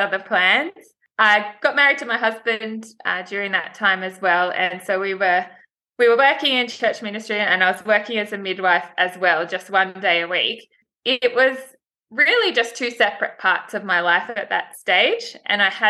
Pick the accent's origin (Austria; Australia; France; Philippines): Australia; Sydney, New South Wales; also born or lived in Blue Mountains; I grew up in Sydney with my parents and my younger brother and sister.